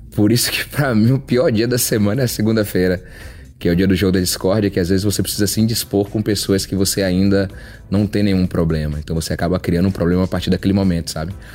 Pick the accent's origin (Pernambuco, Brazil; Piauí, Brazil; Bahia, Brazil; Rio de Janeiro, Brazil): Bahia, Brazil; Salvador; also born or lived in Mato Grosso do Sul; now in Brasília, Brazil; sou natural de Salvador, hoje moro em Brasília, já morei também no Mato Grosso do Sul